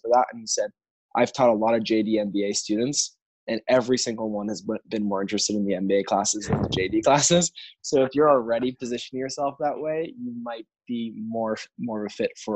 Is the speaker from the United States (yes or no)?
yes; New York City, New York, United States; also born or lived in Chicago; So I grew up in New York City.